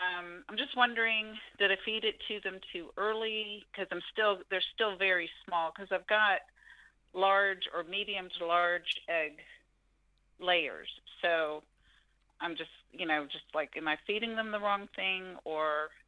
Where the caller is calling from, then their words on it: North Carolina, United States; North Carolina.